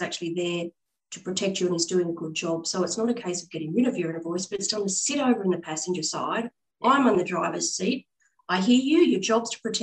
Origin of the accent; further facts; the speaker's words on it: Australia; also born or lived in London / Hong Kong; coming back from overseas and having to reestablish myself in my home country